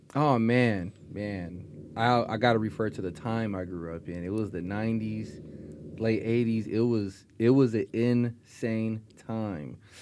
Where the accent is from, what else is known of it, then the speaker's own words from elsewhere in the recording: Stockton, California, United States; also born or lived in Spokane, Washington; I grew up in Stockton